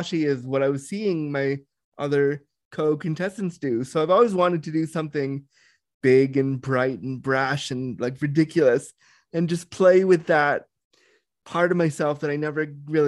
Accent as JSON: {"language": "English", "town": "Toronto", "region": "Ontario", "country": "Canada", "tie": "born or raised there", "also_born_or_lived": "Laguna, California", "said": "rushed home to live in the cold of Toronto"}